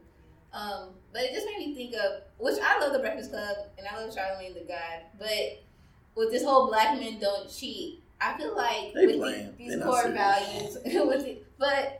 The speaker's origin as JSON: {"language": "English", "region": "Maryland", "country": "United States", "tie": "born or raised there", "said": "I grew up in Maryland, where we're at right now"}